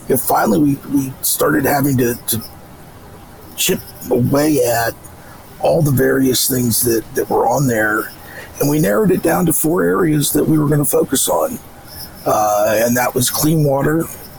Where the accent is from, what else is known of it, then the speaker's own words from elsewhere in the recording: United States; I grew up on the Potomac